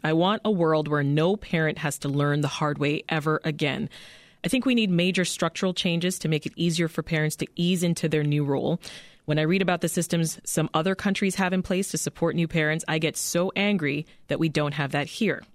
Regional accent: Canada; moved away as an adult; now in United States; I was raised in Canada, ended up giving birth to my children in Canada

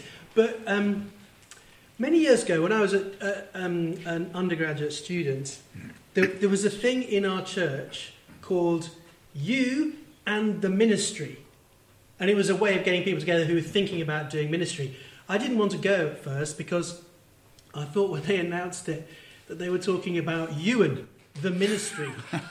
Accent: Manchester, North West England, United Kingdom; Yeah, I grew up in Manchester. Yeah, I'm originally from the northeast.

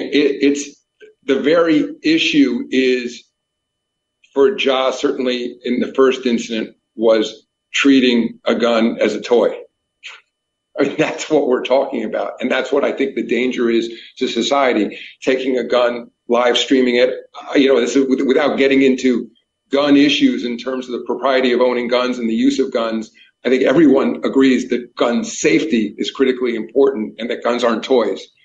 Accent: New York, United States; I grew up in New York

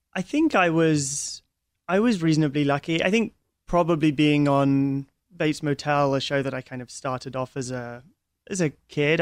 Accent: London, United Kingdom; we're from, well, I'm from London

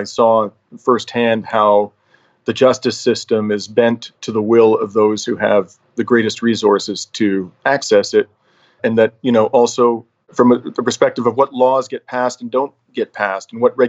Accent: London, Ontario, Canada; moved away as an adult; also born or lived in Toronto / New York City; now in Montreal, Canada; I was actually born and raised in London, Ontario, to two Greek immigrant parents who came here in the 50s after living through the Depression, World War II, and the Civil War that followed.

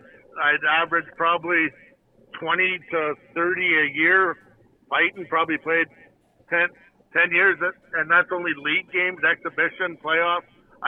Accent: Chetwynd, British Columbia, Canada; born or raised there

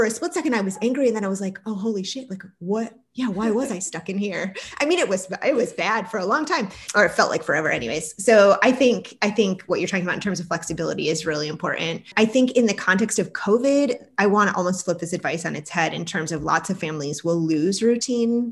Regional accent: Syracuse, New York, United States; I grew up in Syracuse, New York

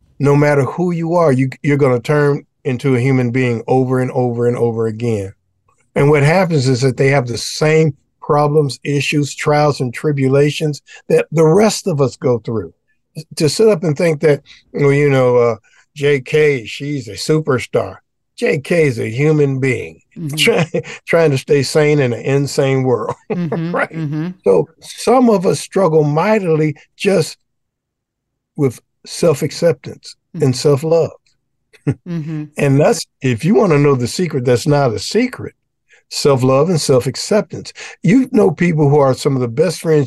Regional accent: Detroit, Michigan, United States; I'm from Detroit, Michigan.

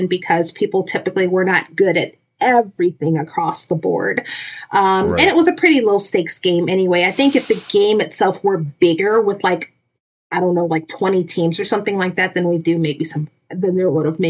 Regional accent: New Orleans, Louisiana, United States; moved away; I'm originally from New Orleans, Louisiana

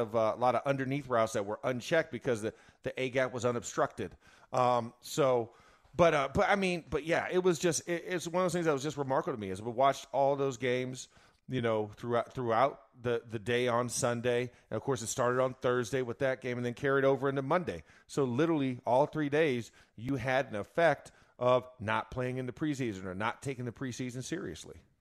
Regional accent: Florida, United States; I'm from Florida

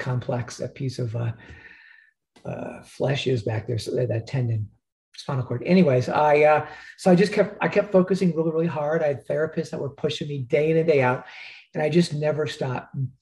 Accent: Stuart, Florida, United States; also born or lived in Chicago, Illinois; I was born in Chicago. My dad got tired of the cold weather when I was 8 years old. He uprooted the family down to Stuart, Florida, which is just north of West Palm Beach.

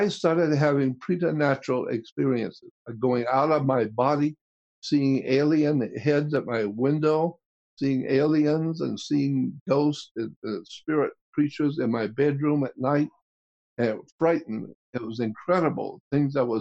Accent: Pensacola, Florida, United States; We had a ghoul come into our town in Pensacola

